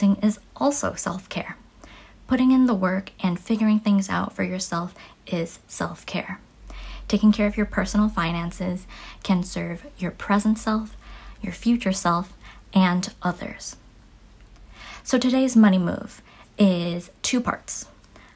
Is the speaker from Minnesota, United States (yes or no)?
no; Chicago, Illinois, United States; I am from Chicago, where I've been my whole life